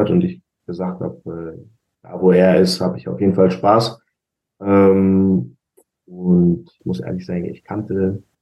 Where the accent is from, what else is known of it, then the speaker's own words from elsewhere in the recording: Braunschweig, Lower Saxony, Germany; von meinem Heimatstadt äh, von Braunschweig